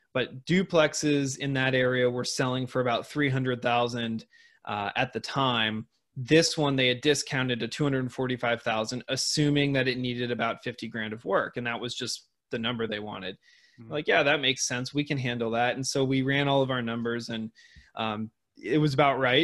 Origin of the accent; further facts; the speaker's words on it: Seattle, Washington, United States; moved away; in Seattle, Washington, where I grew up.